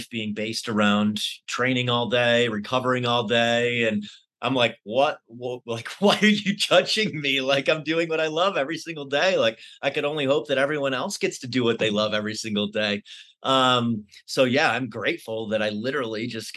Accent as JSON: {"language": "English", "town": "Syracuse", "region": "New York", "country": "United States", "tie": "born or raised there", "moved": "as an adult", "lives_now": "Denver, United States", "said": "I lived in Syracuse pretty much all of my life up until 5 years ago"}